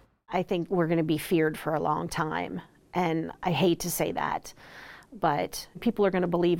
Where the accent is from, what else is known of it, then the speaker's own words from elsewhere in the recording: East Palestine, Ohio, United States; I would say, oh, well, East Palestine